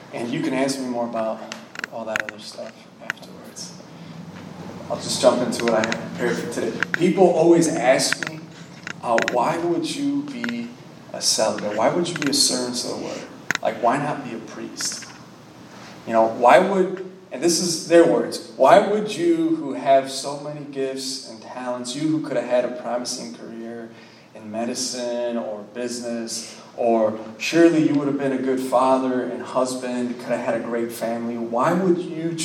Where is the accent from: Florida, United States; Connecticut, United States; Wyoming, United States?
Florida, United States; Miami; I'm from Miami, Florida, born and raised.